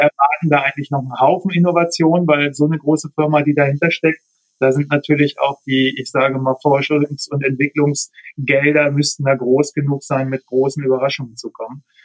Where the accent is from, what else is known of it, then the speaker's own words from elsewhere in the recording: Bremen, Germany; moved away as an adult; now in Braunschweig, Germany; ich komme ja eigentlich, bin gebürtiger Bremer und habe in Bremen eben noch Rennrad gefahren, bin dann nach Braunschweig